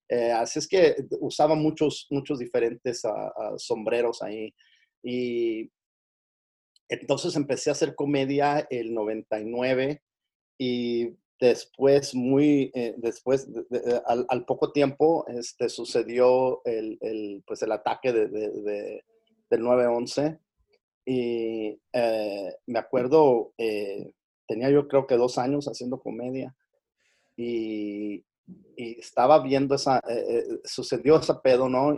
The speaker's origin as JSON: {"language": "Spanish", "town": "Los Angeles", "region": "California", "country": "United States", "tie": "born or raised there", "said": "donde yo me crié aquí en, en, en Los Ángeles, en, una, una, parte de Los Ángeles que se llama, como te digo, Wilmington, California"}